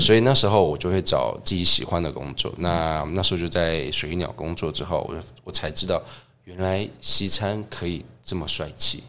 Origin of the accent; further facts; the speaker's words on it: Tucheng, New Taipei, Taiwan; 在土城有个， 呃， 共同餐厅， 那也不算共同餐厅，就是青青餐厅